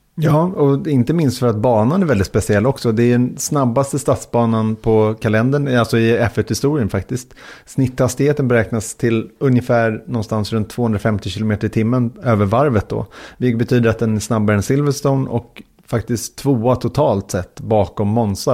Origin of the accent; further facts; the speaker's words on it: Sweden; var kommer ni ifrån? Och då sa jag från Sverige